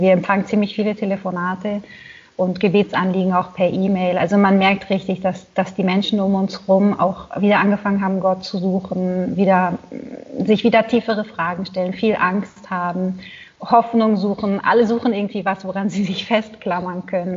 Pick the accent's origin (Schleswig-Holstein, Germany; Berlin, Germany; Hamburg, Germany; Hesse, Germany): Berlin, Germany; moved away as an adult; now in Italy; Ich bin in Berlin geboren, 1984, in einer Großfamilie aufgewachsen